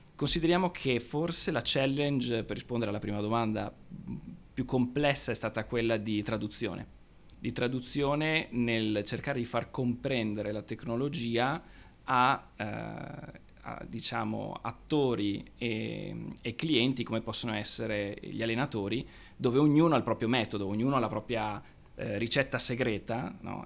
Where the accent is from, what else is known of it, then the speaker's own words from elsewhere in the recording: Padua, Veneto, Italy; nato e cresciuto a Padova